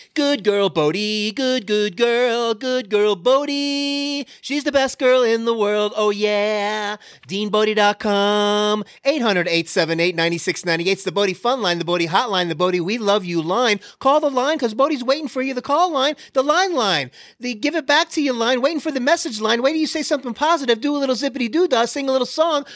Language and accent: English; Florida, United States; I grew up in Florida